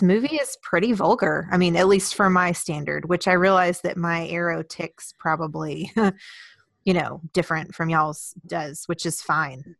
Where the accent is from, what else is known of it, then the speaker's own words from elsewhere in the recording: Houston, Texas, United States; I grew up in Houston